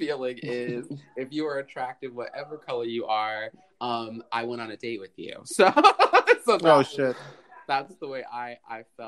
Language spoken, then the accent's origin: English; New York, United States